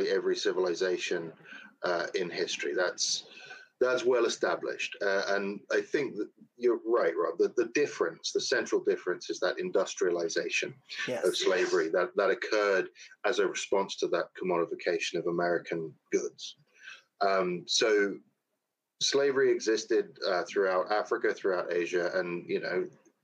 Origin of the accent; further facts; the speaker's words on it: London, United Kingdom; moved away as an adult; now in Southern United States; I was born and raised in London, England